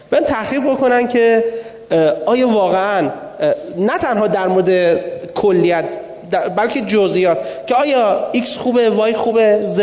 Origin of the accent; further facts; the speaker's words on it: Abadan, Khuzestan, Iran; accent: Khuzestani; من آبادانی هستم ما معمولا خیلی سریح لحجه ایم خوزستانی ها